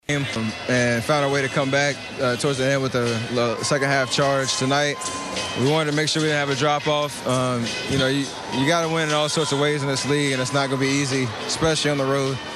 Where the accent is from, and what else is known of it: Charlotte, North Carolina, United States; born or raised there